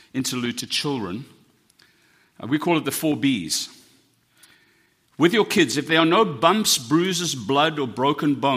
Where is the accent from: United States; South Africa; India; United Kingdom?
South Africa; I'm South African.